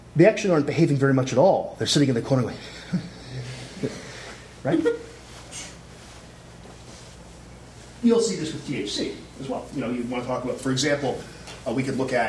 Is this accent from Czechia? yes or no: no; Canada; I'm Canadian